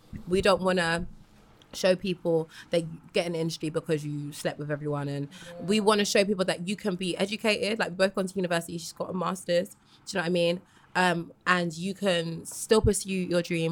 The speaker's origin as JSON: {"language": "English", "region": "London", "country": "United Kingdom", "tie": "born or raised there", "said": "I was born and raised in London"}